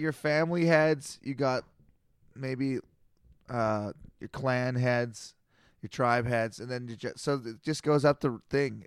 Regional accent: Canada; I'm a Canadian.

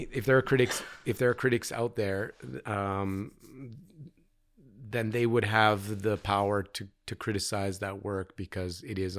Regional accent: London, Ontario, Canada; born there; I was born in 76 in London, Ontario, which is between Toronto and Detroit.

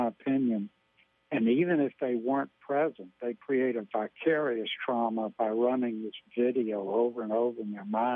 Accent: Louisiana, United States; I'm from Louisiana

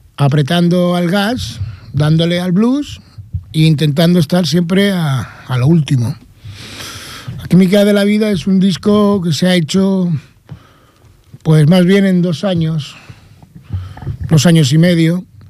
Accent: Vélez-Rubio, Andalusia, Spain; Soy de Almería, Vélez Rubio

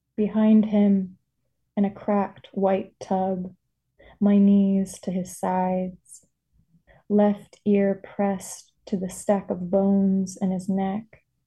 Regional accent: Birmingham, Alabama, United States; growing up in Birmingham, Alabama

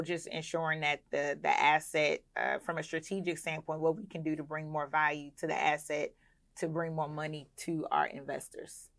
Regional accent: Clayton County, Georgia, United States; also born or lived in Philadelphia, Pennsylvania; I was raised in Clayton County, Georgia

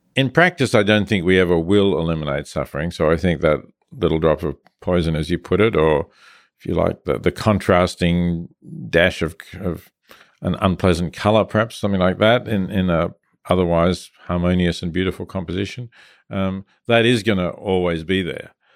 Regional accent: Melbourne, Victoria, Australia; I was growing up in Australia

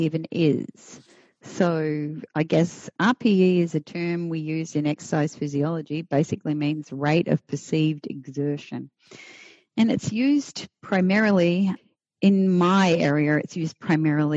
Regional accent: Australia; now in Florida, United States; I'm Australian. So I'm a past immigrant, naturalized now

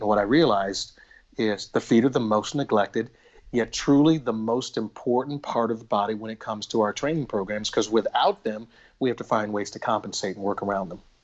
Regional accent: Little Rock, Arkansas, United States; moved away; I grew up in Little Rock, Arkansas

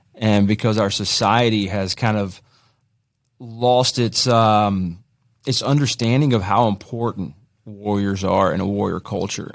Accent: Greensboro, North Carolina, United States; I grew up in Greensboro

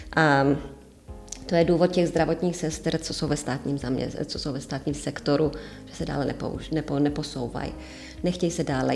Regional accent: Czechia; now in Cyprus; jsem prdlá Češka

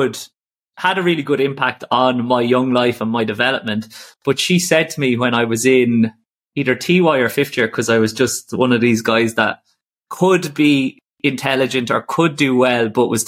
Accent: Ireland; also born or lived in Singapore; I came back to Ireland from Singapore during COVID

